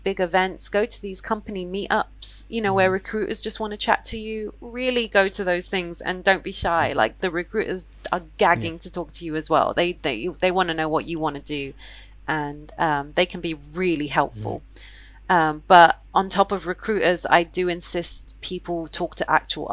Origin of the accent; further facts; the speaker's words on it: London, United Kingdom; I'm from London